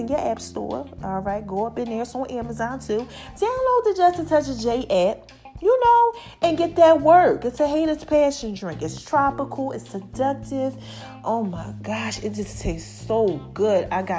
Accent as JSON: {"language": "English", "town": "Philadelphia", "region": "Pennsylvania", "country": "United States", "tie": "born or raised there", "said": "Like Philly. Y'all really be supporting. Okay. I love y'all. My hometown."}